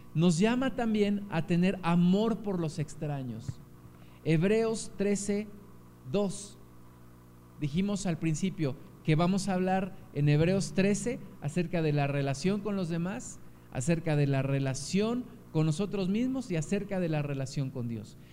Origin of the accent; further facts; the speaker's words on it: Mexico; Como mexicanos